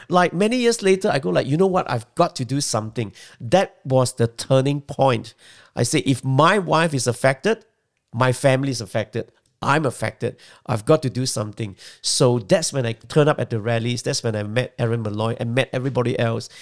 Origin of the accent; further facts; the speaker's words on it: Malaysia; moved away as an adult; also born or lived in Singapore; now in Australia; Well, I was born in Malaysia, but I lived for the first twenty years of my life in Malaysia.